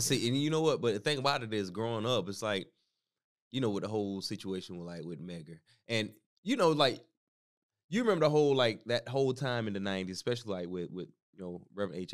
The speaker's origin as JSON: {"language": "English", "region": "the South", "country": "United States", "tie": "born or raised there", "said": "growing up in the South"}